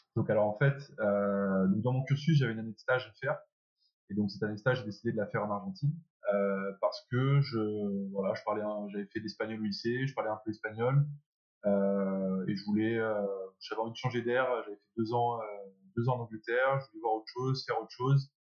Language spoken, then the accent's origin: French; Belgium; moved away as an adult; also born or lived in France / England; je suis français. Je suis arrivé en Belgique à l'âge de 3 ans